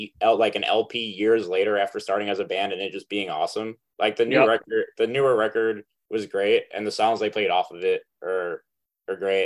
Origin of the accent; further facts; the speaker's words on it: Long Island, New York, United States; I'm just from Long Island